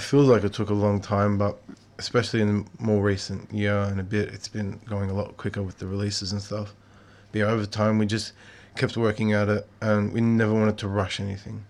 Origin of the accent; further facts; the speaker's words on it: Melbourne, Victoria, Australia; me and some of the boys I grew up with in Melbourne